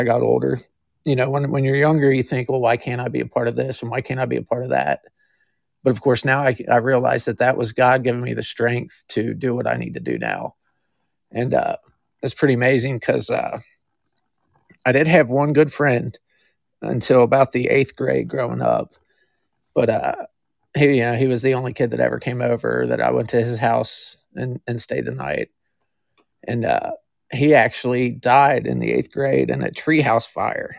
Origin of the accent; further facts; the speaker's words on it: Kentucky, United States; I was born in Kentucky, lived here my whole life.